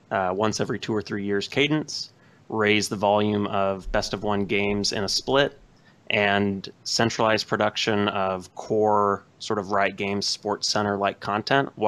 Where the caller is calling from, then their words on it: Modesto, California, United States; Modesto, California.